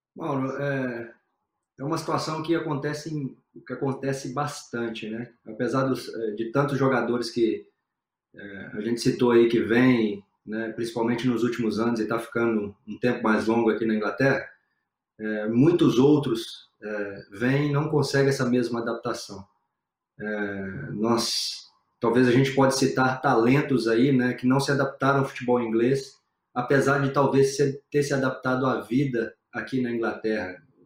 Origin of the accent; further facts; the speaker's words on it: Brazil; moved away as an adult; now in England; eu sou brasileiro, 100% brasileiro